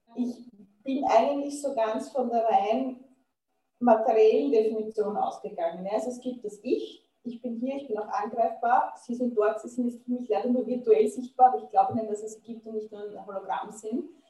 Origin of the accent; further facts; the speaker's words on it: Austria; als Österreicherin